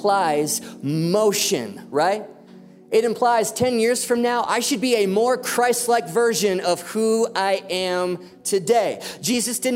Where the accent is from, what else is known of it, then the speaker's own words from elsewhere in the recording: United States; I'm an American